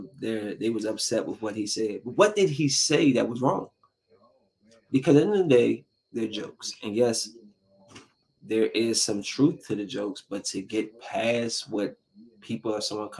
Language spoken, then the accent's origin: English; Bowie, Maryland, United States; I'm from Bowie. I grew up in Bowie when it was still white Bowie